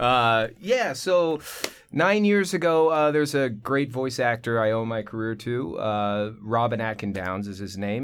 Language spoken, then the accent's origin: English; Manhattan Beach, California, United States; also born or lived in Torrance; I was born and raised in South Bay, which is kinda rare